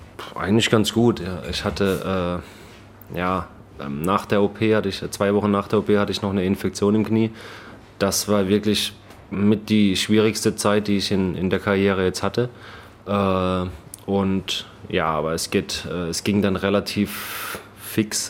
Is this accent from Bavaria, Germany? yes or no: no; Baden-Württemberg, Germany; accent: Baden-Württemberg dialect; moved away as an adult; also born or lived in Kiel; now in Chicago, United States; ich habe ja selbst äh, Probleme, Hochdeutsch zu sprechen. Ne? Ich komme aus Baden-Württemberg